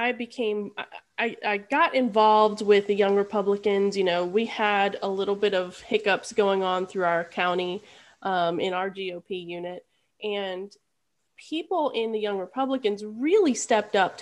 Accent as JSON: {"language": "English", "town": "Charlottesville", "region": "Virginia", "country": "United States", "tie": "born or raised there", "also_born_or_lived": "Harrisonburg, Virginia", "said": "I grew up in Charlottesville. So I moved here in fourth grade."}